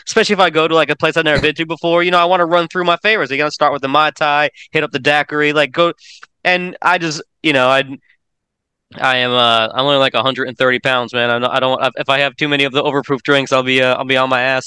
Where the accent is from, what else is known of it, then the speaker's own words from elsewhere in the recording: Orlando, Florida, United States; now in Tennessee, United States; my hometown of Orlando